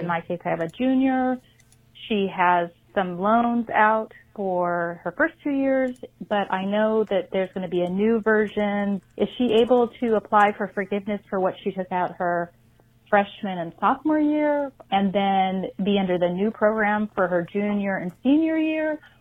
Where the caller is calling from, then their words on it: La Cañada Flintridge, California, United States; I'm calling from La Cunada, Flint Ridge, California